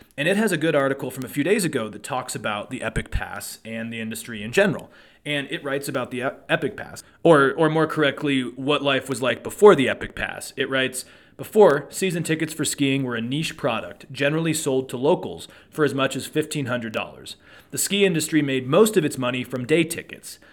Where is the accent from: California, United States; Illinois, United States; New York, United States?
California, United States; Truckee; I grew up in Truckee